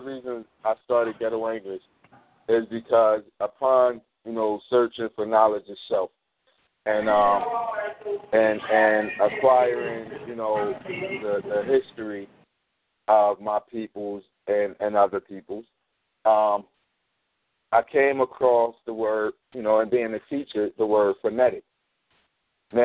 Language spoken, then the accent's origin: English; Philadelphia, Pennsylvania, United States; I'm from Philly.